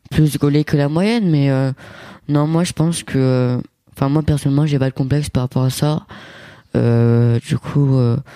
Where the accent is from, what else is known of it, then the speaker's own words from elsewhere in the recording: Italy; parce que moi je suis italien et mon père c'est cliché italien, petit, euh, poilu